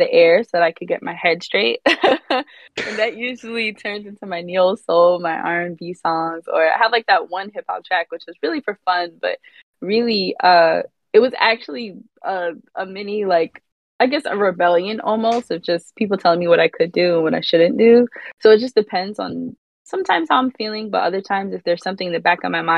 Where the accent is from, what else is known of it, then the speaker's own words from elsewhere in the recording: Rockland County, New York, United States; also born or lived in Brooklyn; I am from Rockland County. It's upstate, an hour from the city